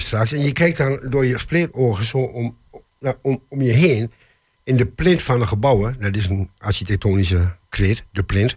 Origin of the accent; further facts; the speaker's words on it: Enschede, Overijssel, Netherlands; moved away as an adult; now in Hengelo, Netherlands; ben ik dus van Enschede naar Hengelo geëmigreerd. Ik was dus 22